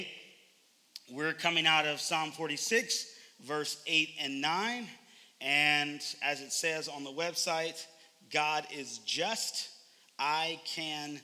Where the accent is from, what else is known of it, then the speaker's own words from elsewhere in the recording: Oakland, California, United States; moved away; I am originally from Oakland, California.